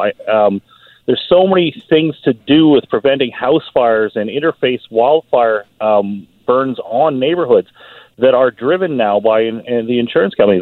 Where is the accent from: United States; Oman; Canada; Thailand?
Canada; Burnaby, British Columbia; moved away as an adult; I grew up in Burnaby. I went to Burnaby yeah. Central